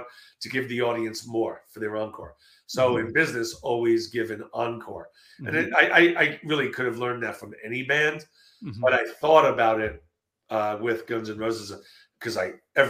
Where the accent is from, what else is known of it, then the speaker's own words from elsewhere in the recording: New York, United States; also born or lived in Los Angeles, California; now in Texas, United States; I'm originally from New York, moved